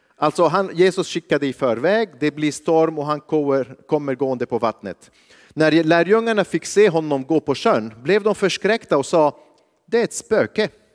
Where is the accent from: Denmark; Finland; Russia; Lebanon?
Lebanon; now in Sweden; jag kommer från Libanon, jag växte upp under kriget.